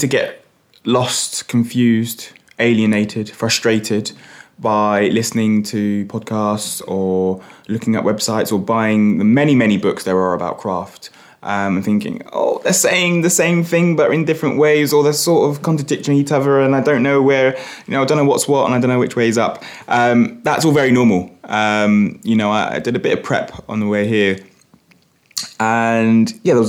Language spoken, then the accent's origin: English; London, United Kingdom; moved away as an adult; now in Norwich, United Kingdom; I grew up in Hackney and first in the family to go to university.